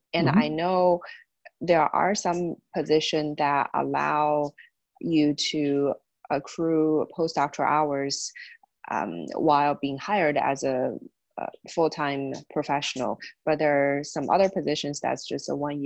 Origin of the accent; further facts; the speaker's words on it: Indiana, United States; I know I came from Indiana, and that's one of the states that doesn't require postdoctoral hours